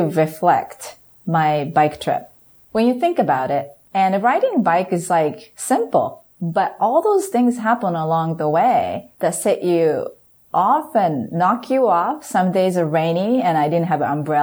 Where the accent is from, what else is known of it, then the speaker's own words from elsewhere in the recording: Japan; moved away; me being Japanese, experience the power of teamwork growing up in Japan